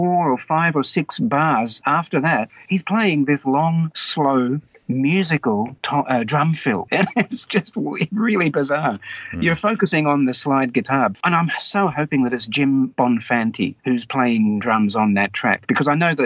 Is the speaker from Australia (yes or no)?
yes; Wagga Wagga, New South Wales, Australia; So growing up in Wagga, as a high school student, well, by the time I'm in high school